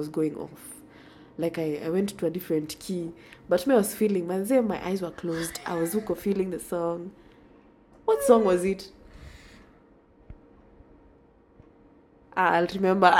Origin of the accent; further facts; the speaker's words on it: Nairobi, Kenya; I grew up in Nairobi